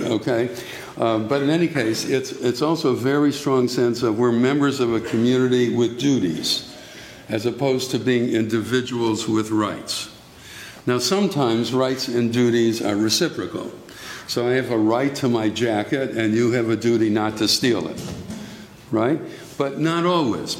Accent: United States; we as American Jews

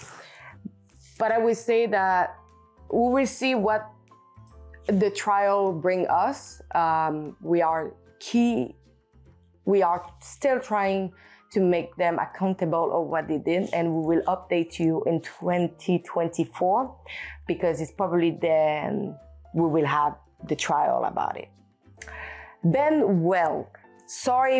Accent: Canada; accent: French; first language French; English is a second language; also born or lived in Australia

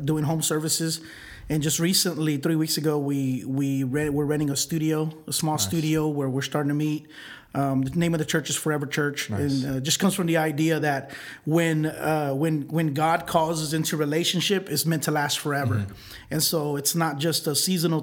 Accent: Houston, Texas, United States; I grew up in Houston, north side of Houston

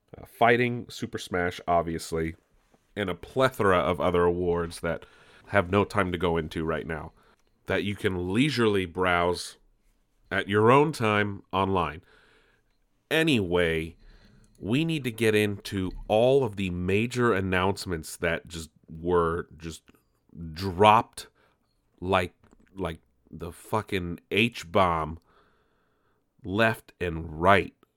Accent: San Diego, California, United States; San Diego, our, our home, my hometown here

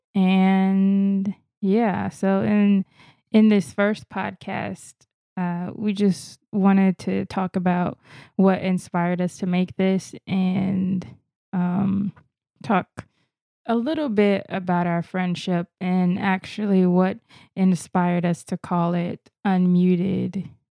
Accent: Florida, United States; I'm actually from Florida. I didn't fly here or move here from another state or another country.

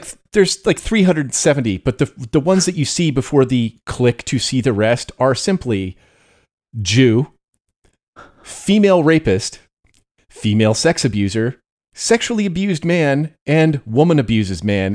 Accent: United States; growing up in America

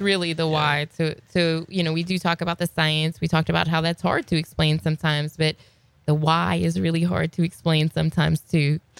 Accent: Louisiana, United States; we're from Louisiana

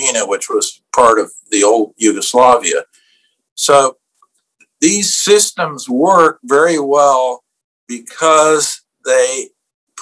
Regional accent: Iowa, United States; I'm from Iowa. So You got two country boys, one from Iowa and one from Kansas

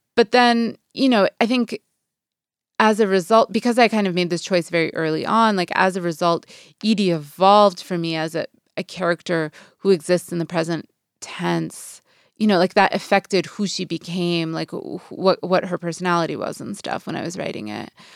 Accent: Boston, Massachusetts, United States; moved away as an adult; also born or lived in New York / New Orleans / Saint Louis; now in Los Angeles, United States; I'd grown up, I was from Boston

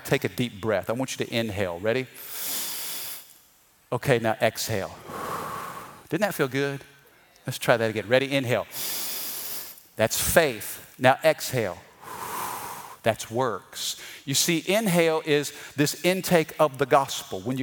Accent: Missouri, United States; I'm from the Midwest. I'm from the state of Missouri.

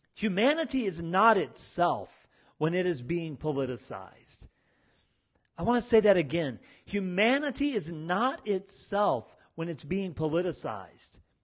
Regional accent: United States; I'm from America. I've lived in America my whole life.

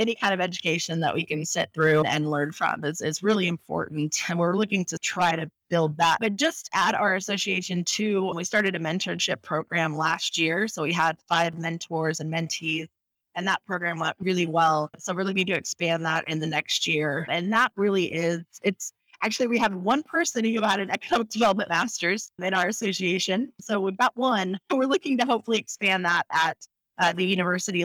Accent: Crawfordsville, Indiana, United States; moved away as an adult; also born or lived in Arizona; now in Phoenix, United States; my hometown, Crawfordsville, is that we have Wabash College

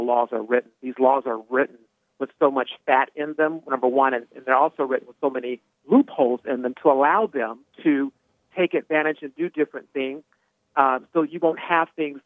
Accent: Arizona, United States; I'm from Arizona

